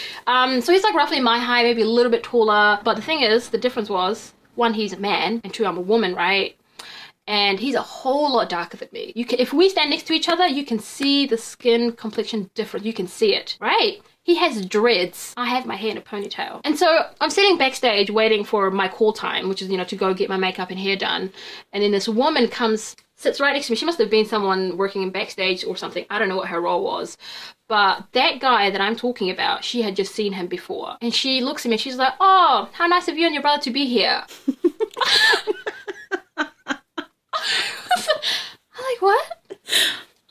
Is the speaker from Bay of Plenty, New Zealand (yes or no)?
no; Wellington, New Zealand; also born or lived in Qatar / Naenae, Lower Hutt / Somaliland (ancestry); I'm from Wellington